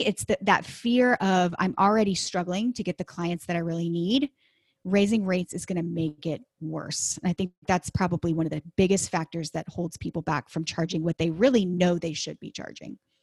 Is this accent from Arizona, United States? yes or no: no; Dallas, Texas, United States; I am from Texas. I grew up in the Dallas area